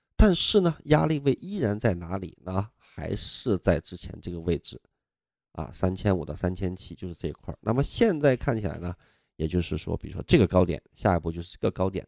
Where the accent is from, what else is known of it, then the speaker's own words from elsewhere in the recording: Nanjiang, Sichuan, China; now in Beijing, China; 我们老家四川啊，南江县